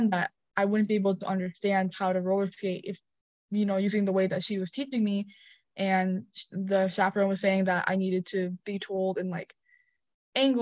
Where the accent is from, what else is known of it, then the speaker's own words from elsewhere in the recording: Milwaukee, Wisconsin, United States; first language English; I grew up in Milwaukee